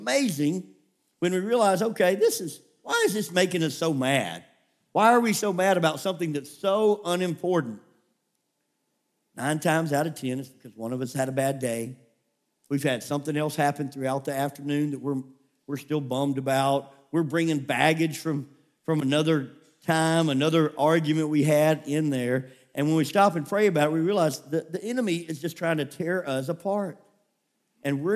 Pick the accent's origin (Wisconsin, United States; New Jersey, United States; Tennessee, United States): Tennessee, United States; Memphis; also born or lived in California; I grew up in Memphis, Tennessee, and the neighborhood, it had its rough moments